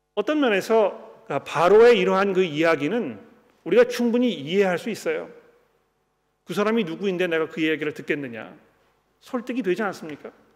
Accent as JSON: {"language": "Korean", "country": "South Korea"}